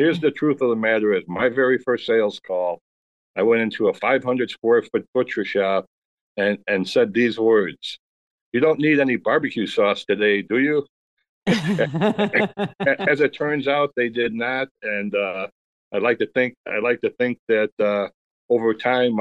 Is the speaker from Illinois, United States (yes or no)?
yes; Chicago, Illinois, United States; born or raised there